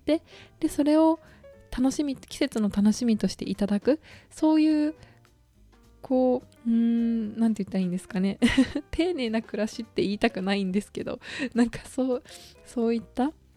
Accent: Okayama, Japan; now in Tokyo, Japan; 地元の岡山

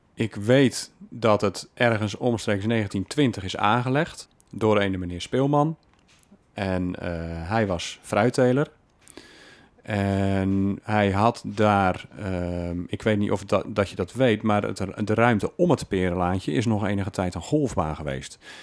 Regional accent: Alblasserwaard, South Holland, Netherlands; now in Breda, Netherlands; Opgegroeid in de Alblasserwaard

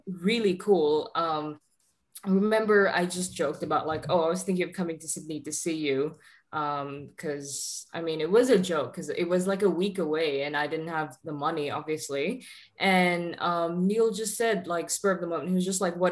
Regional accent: Singapore; now in Florida, United States; I'm from Singapore and I live in Florida at the moment.

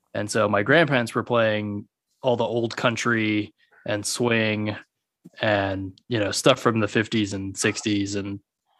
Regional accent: between San Antonio and Del Rio, Texas, United States; also born or lived in Denton, Texas; Not even a town. Yeah, way out in the middle of nowhere

